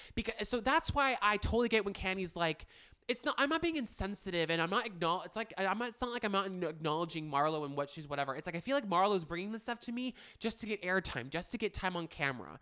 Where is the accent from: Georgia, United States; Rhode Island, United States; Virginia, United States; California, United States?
California, United States; Manhattan Beach; my hometown of Manhattan Beach